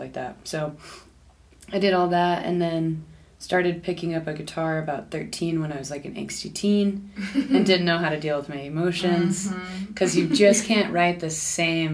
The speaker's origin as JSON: {"language": "English", "town": "Houston", "region": "Texas", "country": "United States", "tie": "born or raised there", "also_born_or_lived": "Austin / Denver", "moved": "yes", "said": "I grew up in Houston"}